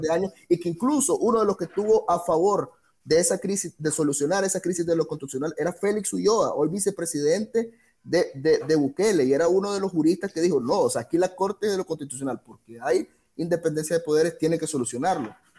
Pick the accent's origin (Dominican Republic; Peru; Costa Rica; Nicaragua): Nicaragua